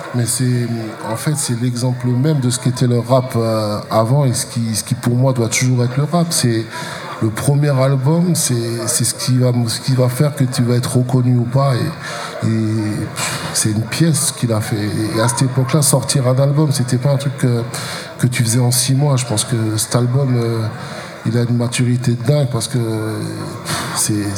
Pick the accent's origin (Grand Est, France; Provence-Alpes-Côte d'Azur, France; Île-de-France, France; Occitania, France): Grand Est, France; Strasbourg; chez nous à Strasbourg